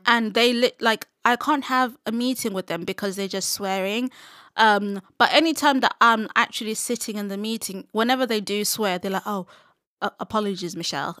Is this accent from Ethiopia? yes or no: no; Zimbabwe; moved away; growing up in Zim, I was surrounded by a lot of S D As